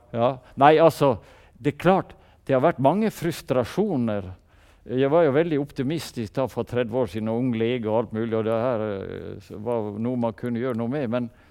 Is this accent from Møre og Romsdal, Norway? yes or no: yes; Sunnmøre, Møre og Romsdal, Norway; vi er sunnmøringer